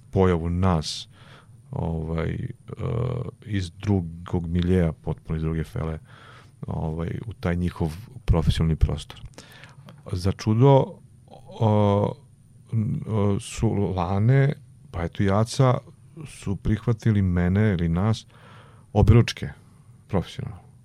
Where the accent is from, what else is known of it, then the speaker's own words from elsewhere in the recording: Vlasotince, Jablanica District, Serbia; moved away; ja sam rekao, sam iz Vlasutinca, on rekao, o, provincijalac.